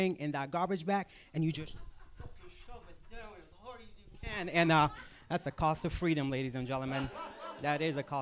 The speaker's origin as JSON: {"language": "English", "country": "Iraq", "tie": "born or raised there", "moved": "yes", "said": "I grew up in Iraq or Iraq"}